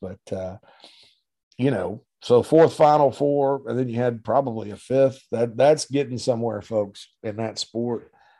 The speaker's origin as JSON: {"language": "English", "town": "Spartanburg", "region": "South Carolina", "country": "United States", "tie": "born or raised there", "said": "Right there in my hometown of Spartanburg, Sparkle City"}